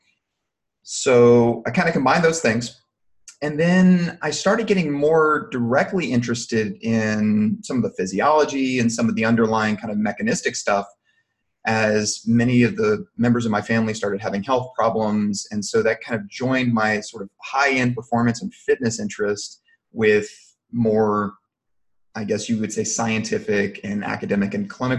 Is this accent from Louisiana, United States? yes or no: yes; Louisiana, United States; accent: not so thick Cajun; moved away as an adult; also born or lived in Alabama; now in Texas, United States; I'm originally from Louisiana. I'm not sure if people can pick up on my not so thick Cajun accent, but I am from down there